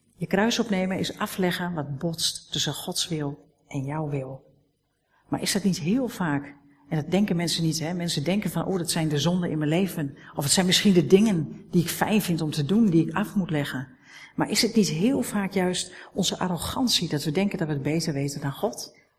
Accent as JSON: {"language": "Dutch", "country": "Netherlands", "said": "We zijn Nederlanders."}